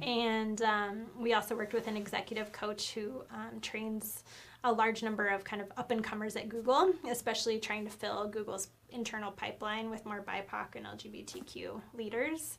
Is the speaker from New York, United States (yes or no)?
no; Nampa, Idaho, United States; moved away as an adult; also born or lived in Missoula, Montana; my home state of Idaho and my hometown of Nampa in the 2C